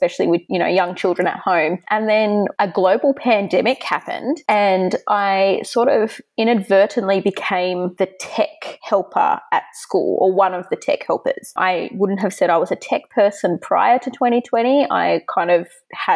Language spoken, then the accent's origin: English; Sydney, New South Wales, Australia; I'm from Sydney, Australia